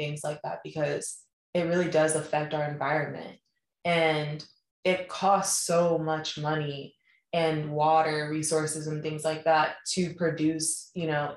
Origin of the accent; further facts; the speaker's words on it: Colorado, United States; moved away; growing up in Colorado in the suburbs